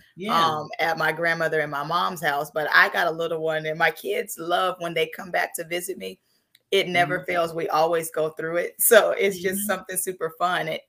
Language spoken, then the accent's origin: English; Seattle, Washington, United States; now in Florida, United States; I was born and raised in Seattle, and I moved down here to Florida